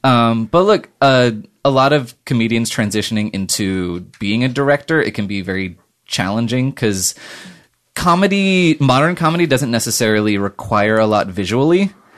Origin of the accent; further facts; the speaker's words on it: Orange County, California, United States; I grew up in Orange County.